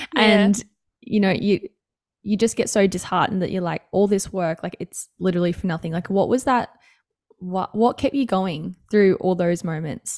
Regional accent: Noosa, Queensland, Australia; My hometown too.

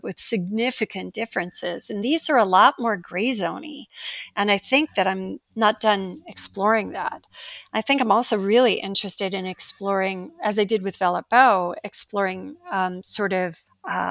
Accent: Iowa, United States; my personal experience growing up in Iowa in the 1960s

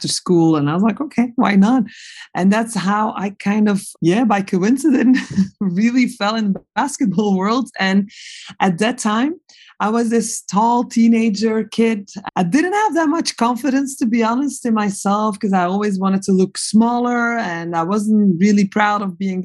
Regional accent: Belgium; moved away; I am a Belgian. And when I was growing up in Belgium

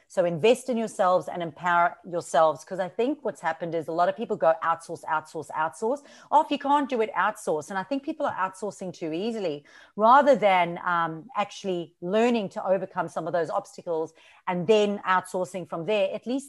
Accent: South Africa; accent: South African and Australian; moved away as an adult; now in Australia; excuse my accent. It's a bit a mix of South African and Australian. And the reason for that is I moved to Australia from South Africa 12 years ago.

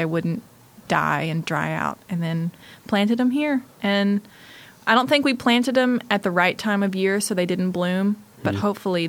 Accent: the South, United States; I'm from the South

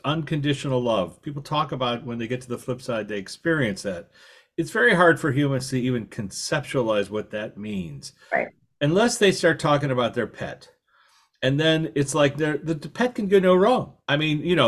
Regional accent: Chicago, Illinois, United States; now in Los Angeles, United States; where I grew up in Chicago

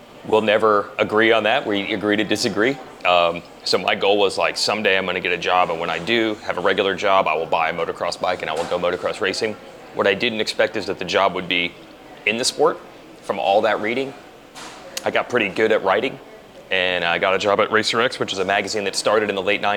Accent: New Jersey, United States; moved away; I'm from New Jersey originally

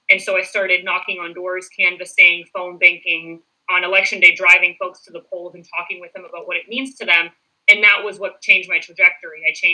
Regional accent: South Florida, United States; also born or lived in Puerto Rico / Orlando, Florida; I'm actually originally from Puerto Rico. Mm-hmm. I was born there. And when I was 7, my family and I decided to move to South Florida. I live in Palm Beach County. And I went to 3 schools there, grew up there

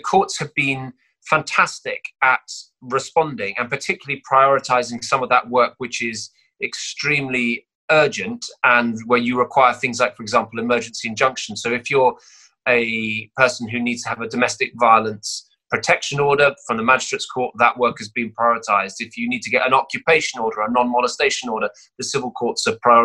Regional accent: Cheltenham, South West England, United Kingdom; this is where I grew up.

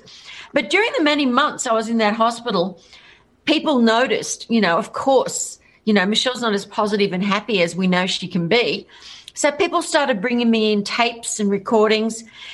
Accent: Australia; So I'm Australian. G'day. And I was a rock singer in Australia

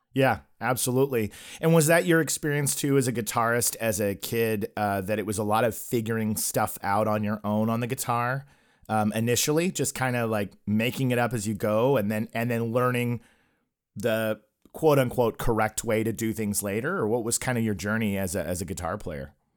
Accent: Oklahoma, United States; I grew up in Oklahoma and I came from a religious home

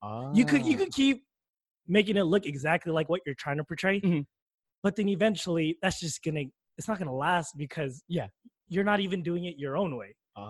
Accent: Alameda, California, United States; also born or lived in Oakland, California / Vallejo, California; I was born in Oakland, raised in Alameda, ooh, then Oakland? Moved to Vallejo.

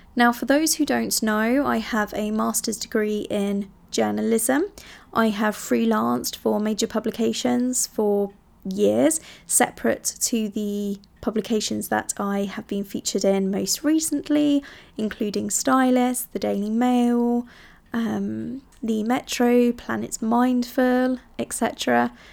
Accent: Italy; moved away; I grew up in Italy

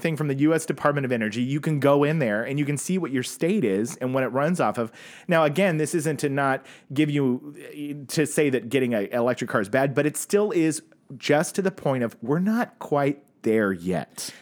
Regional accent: Tulsa, Oklahoma, United States; moved away; people I grew up with in Tulsa

